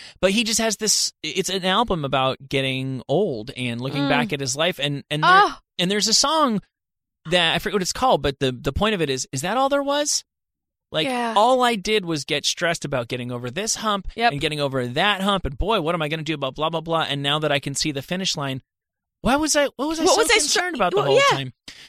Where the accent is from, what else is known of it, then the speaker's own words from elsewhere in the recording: New Jersey, United States; moved away; I'm from New Jersey.